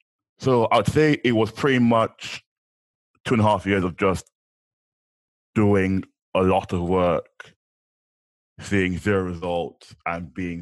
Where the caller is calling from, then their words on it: London, United Kingdom; I'm currently in London.